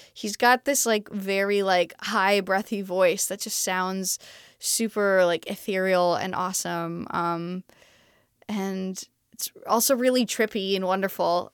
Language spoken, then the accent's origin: English; Montreal, Quebec, Canada; moved away as an adult; I'm originally from Montreal, Canada, so I speak